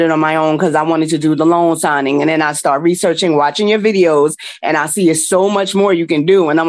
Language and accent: English; New Jersey, United States; I'm from New Jersey.